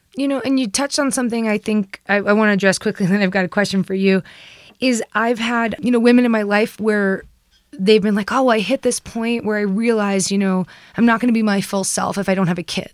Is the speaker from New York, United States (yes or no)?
yes; New York, United States; I grew up in the East Coast, I grew up in New York